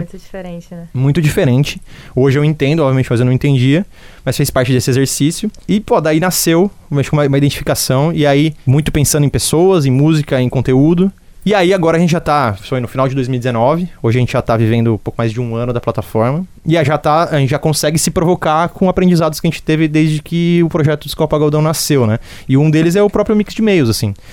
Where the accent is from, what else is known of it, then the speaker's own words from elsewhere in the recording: Jundiaí, São Paulo, Brazil; moved away as an adult; now in Northeast Brazil; Sou de interior de São Paulo, nasci em Jundiaí